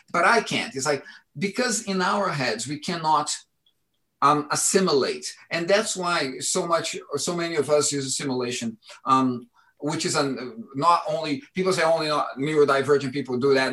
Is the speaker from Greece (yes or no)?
no; Brasília, Federal District, Brazil; now in London, United Kingdom; my childhood in Brazil